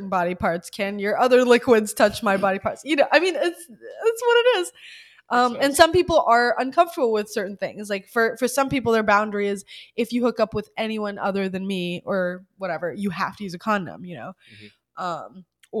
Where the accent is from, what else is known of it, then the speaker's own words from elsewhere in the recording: Alabama, United States; I grew up in the Bible Belt. I grew up in Alabama